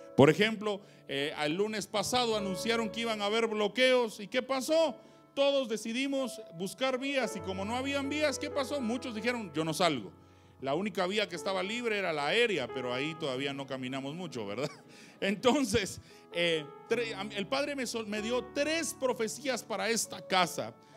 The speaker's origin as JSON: {"language": "Spanish", "region": "San Marcos", "country": "Guatemala", "moved": "yes", "said": "soy de San Marcos"}